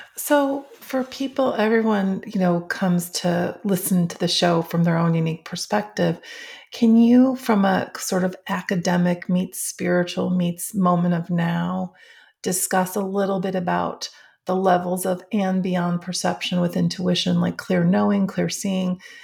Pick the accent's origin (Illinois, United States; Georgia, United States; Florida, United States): Illinois, United States; Schaumburg; I grew up in Schaumburg, Illinois